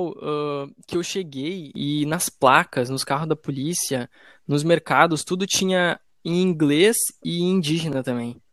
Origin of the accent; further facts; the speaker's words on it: South Korea; Eu sou coreano.